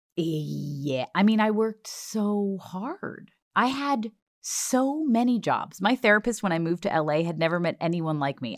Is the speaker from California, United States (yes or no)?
no; Long Island, New York, United States; I'm from Long Island